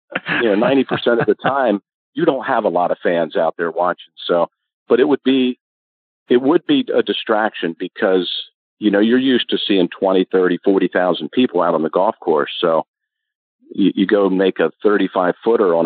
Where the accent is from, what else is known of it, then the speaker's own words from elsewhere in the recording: Maryland, United States; I was from Maryland